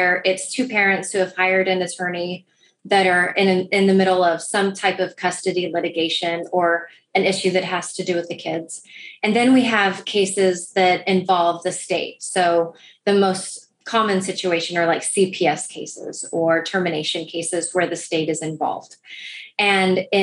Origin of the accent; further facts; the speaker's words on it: Rio Grande Valley, Texas, United States; moved away as an adult; also born or lived in Northeast United States; now in Houston, United States; I grew up down in the Rio Grande Valley.